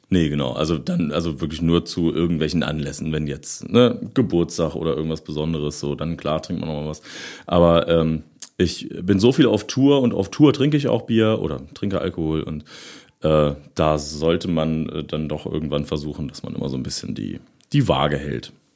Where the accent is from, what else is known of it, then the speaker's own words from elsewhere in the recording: Osterode am Harz, Lower Saxony, Germany; Ich bin äh, in Osterode geboren, aber dann so, so äh, zwei, drei Kilometer außerhalb irgendwie aufgewachsen